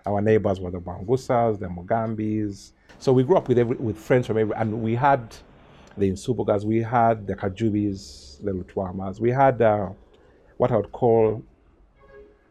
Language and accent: English; Kampala, Central Region, Uganda; also born or lived in Kashari; lucky that we were born, or we grew up in Makeri, from around 1970